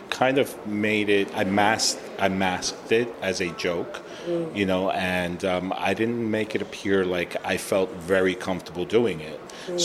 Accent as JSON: {"language": "English", "town": "New York City", "region": "New York", "country": "United States", "tie": "born or raised there", "also_born_or_lived": "Manhattan", "said": "I grew up in the Bronx, lived in Manhattan for a while, then we moved back to the Bronx"}